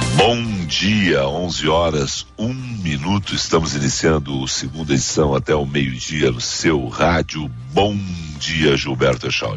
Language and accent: Portuguese; Brazil; Eu nasci no Brasil, sou criado no Brasil. Meu pai é brasileiro, minha mãe era espanhola